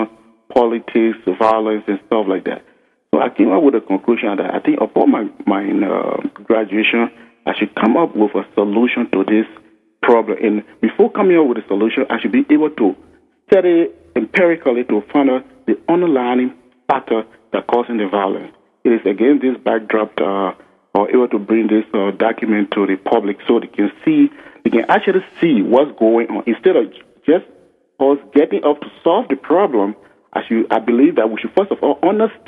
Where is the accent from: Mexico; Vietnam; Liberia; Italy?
Liberia; my home country, Liberia